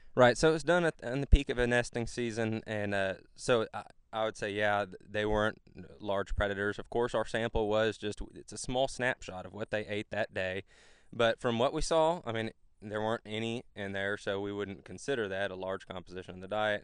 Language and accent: English; Flatonia, Texas, United States; moved away as an adult; now in Georgia, United States; I'm originally from Central Texas, a smaller town called Flatonia